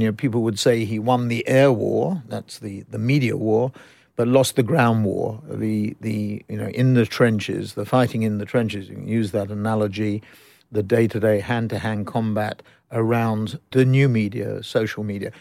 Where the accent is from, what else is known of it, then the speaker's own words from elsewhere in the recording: London, United Kingdom; I was born up in the, eh, born in the ghetto in northwest London, uh, midway between, I guess, Golders Green and Mill Hill, but then we graduated to Mill Hill.